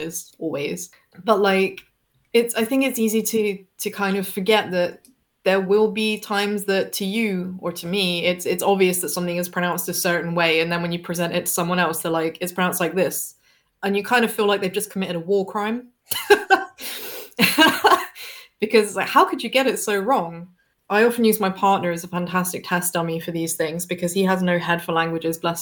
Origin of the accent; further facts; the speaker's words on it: Devon, South West England, United Kingdom; I come from Devon, so for me that's just my normal accent